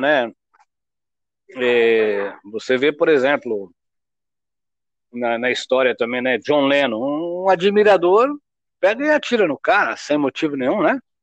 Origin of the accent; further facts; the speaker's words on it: Porto Alegre, Rio Grande do Sul, Brazil; now in São Paulo, Brazil; eu sou gaúcho, fui criado lá em Porto Alegre